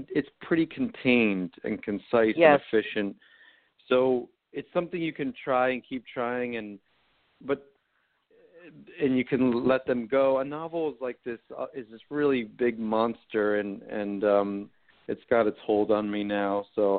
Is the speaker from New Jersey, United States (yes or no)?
yes; New Jersey, United States; I'm from New Jersey.